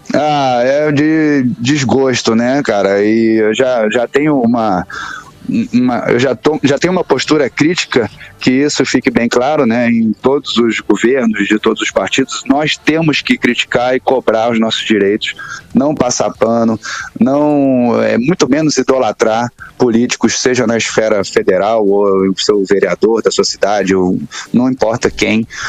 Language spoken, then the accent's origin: Portuguese; Brazil; nós somos brasileiros.